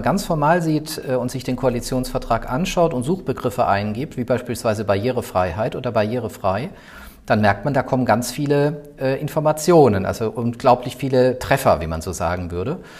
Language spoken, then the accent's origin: German; Mannheim-Heidelberg area, Baden-Württemberg, Germany; moved away as an adult; also born or lived in Würzburg / Rostock / Brandenburg; now in Berlin, Germany; Ich komme eigentlich aus der Ecke Mannheim-Heidelberg